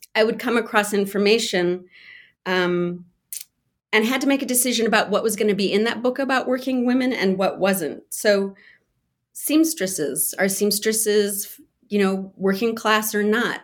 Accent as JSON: {"language": "English", "region": "California", "country": "United States", "tie": "born or raised there", "said": "I grew up in California"}